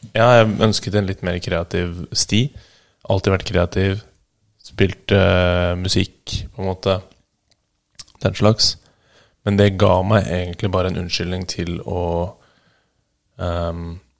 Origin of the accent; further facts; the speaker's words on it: Bærum, Akershus, Norway; Jeg vokste opp i Bærum